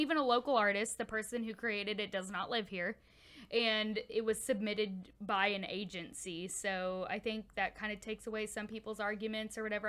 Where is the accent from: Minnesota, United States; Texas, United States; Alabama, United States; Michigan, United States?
Texas, United States; Houston; I'm from Houston